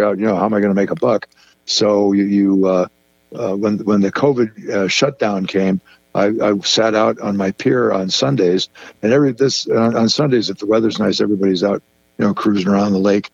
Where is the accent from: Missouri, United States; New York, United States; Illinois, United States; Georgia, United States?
Illinois, United States; Chicago; now in Minocqua, United States; I was raised in around the Chicago area